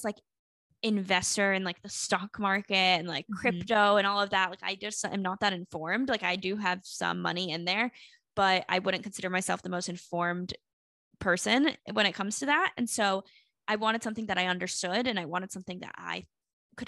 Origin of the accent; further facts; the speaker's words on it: Charlotte, North Carolina, United States; moved away as an adult; also born or lived in South Florida; now in Miami, United States; I feel like Charlotte was home to me